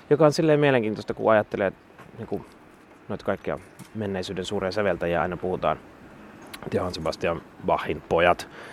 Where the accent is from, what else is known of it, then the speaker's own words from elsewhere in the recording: Sipoo, Uusimaa, Finland; Mä oon siis Sipoosta lähtöisin.